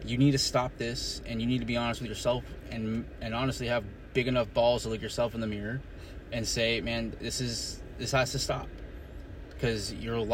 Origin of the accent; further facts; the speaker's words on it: Bakersfield, California, United States; moved away as an adult; Bakersfield, California, my hometown